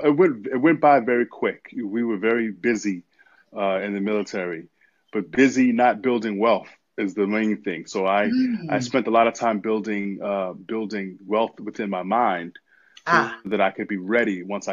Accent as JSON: {"language": "English", "town": "New York City", "region": "New York", "country": "United States", "tie": "born or raised there", "said": "I'm from New York City, born and raised."}